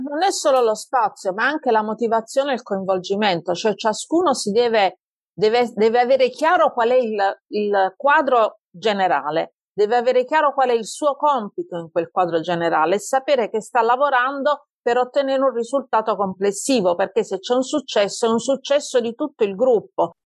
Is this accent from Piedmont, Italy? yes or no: no; Taranto, Apulia, Italy; accent: Tarantino; moved away as an adult; also born or lived in Tuscany; now in Pisa, Italy; sono di Taranto, però ormai vivo in Toscana da moltissimi anni, da quando avevo 18 anni, benché devo dire che non sono riuscita a risciacquare i panni in ardo particolarmente bene, il mio accento è rimasto quello originale